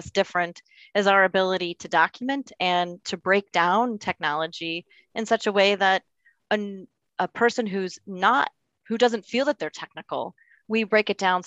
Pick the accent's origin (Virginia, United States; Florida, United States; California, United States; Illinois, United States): Illinois, United States; Libertyville; I grew up in Libertyville on the outskirts of town off of St. Mary's Road